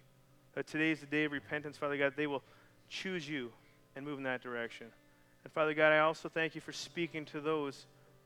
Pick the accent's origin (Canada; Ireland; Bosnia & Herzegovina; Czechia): Canada; moved away; I'm from Canada